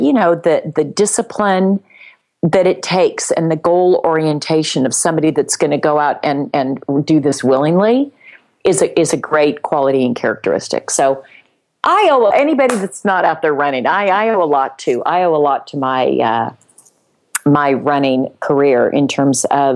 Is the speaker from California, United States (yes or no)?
yes; Palos Verdes, California, United States; the town where I grew up in Palos Verdes